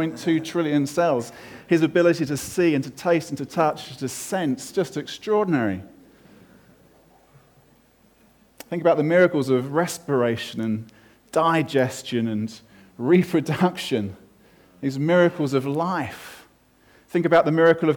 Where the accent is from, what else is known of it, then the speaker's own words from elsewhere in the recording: United Kingdom; I'm British and male